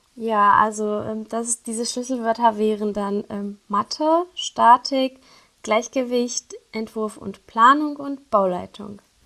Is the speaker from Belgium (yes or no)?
no; Syria; German is a second language; moved away as an adult; now in Kassel, Germany; ich komme ja ursprünglich aus Syrien und äh, wegen mhm. des Kriegs müssten wir dann halt fliehen